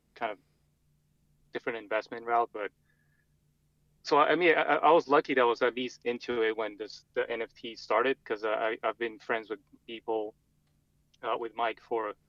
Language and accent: English; Brazil; moved away as an adult; also born or lived in Montreal, Canada; now in United States; I'm originally from Brazil